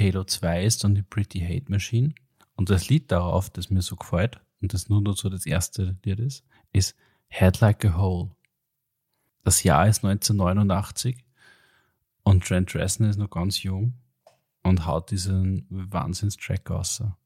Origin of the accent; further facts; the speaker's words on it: Austria; als Österreicher